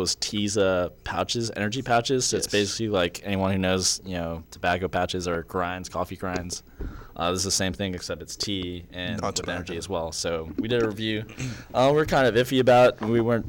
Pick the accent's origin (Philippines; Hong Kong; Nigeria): Hong Kong; I'm from Hong Kong, actually.